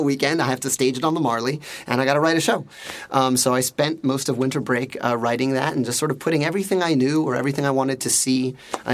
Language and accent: English; New York, United States; I grew up in Inwood. I grew up in northern Manhattan